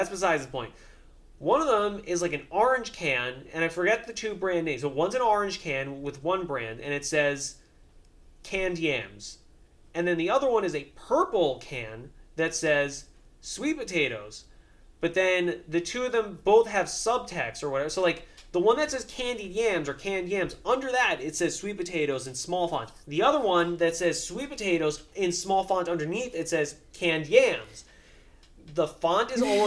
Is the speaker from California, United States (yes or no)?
no; New York, United States; accent: New York; I have, like, fairly prominent, like, New York accent